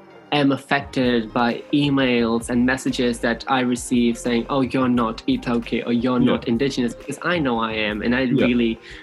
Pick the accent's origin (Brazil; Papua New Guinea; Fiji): Fiji; now in New Zealand; moved to New Zealand, I moved into a space of privilege, and I was very much aware of that because I came from Fiji, where they don't even treat you like humans.